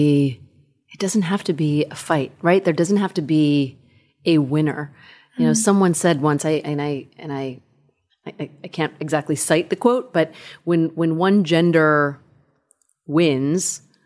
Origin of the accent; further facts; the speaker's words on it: California, United States; I grew up in Northern California, outside of Sacramento, in a very non-diverse community, and we didn't have a lot of money.